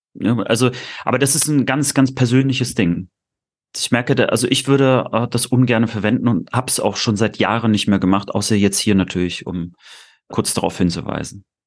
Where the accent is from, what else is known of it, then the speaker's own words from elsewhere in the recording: Rostock, Mecklenburg-Vorpommern, Germany; bei uns in meinem Wechsel, Heiligabend mal äh, äh bei uns in Rostock, mal in Stralsund